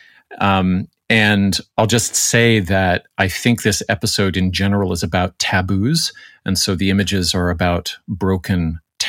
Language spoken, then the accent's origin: English; Canada; Speaking as the Canadian on staff